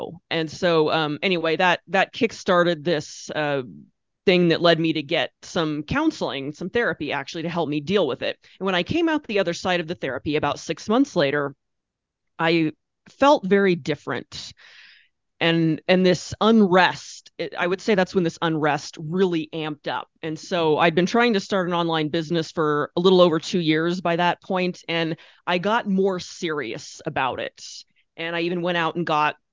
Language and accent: English; Orofino, Idaho, United States; moved away as an adult; I was living in my hometown, which is awesome, and I was working at a small town newspaper